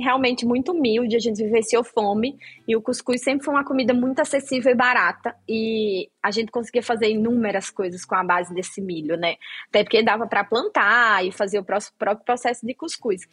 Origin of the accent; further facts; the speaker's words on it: Rio Grande do Norte, Brazil; no Rio Grande do Norte, de onde eu sou, tem a cultura de peixe frito para tomar café de manhã